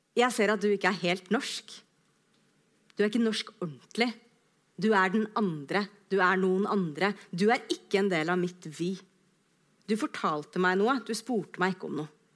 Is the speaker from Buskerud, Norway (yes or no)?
no; Skjetten, Akershus, Norway; also born or lived in Løvenstad; jeg er fra Skjetten utafor Lillestrøm